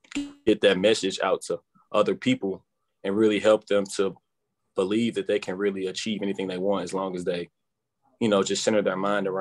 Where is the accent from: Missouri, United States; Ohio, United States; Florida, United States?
Missouri, United States; St. Louis; I grew up in North St. Louis, Missouri